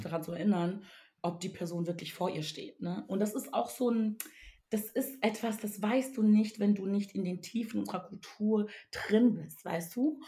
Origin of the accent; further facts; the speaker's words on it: Togo; moved away; ich komme aus dem wunderschönen Togo ähm, oder bin besser gesagt da aufgewachsen